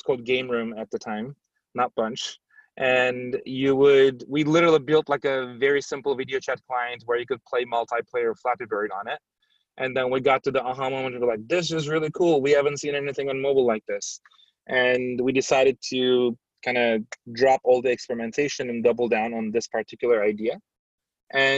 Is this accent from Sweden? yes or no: no; Turkey; moved away as an adult; also born or lived in San Francisco, United States; now in United States; I grew up in Turkey.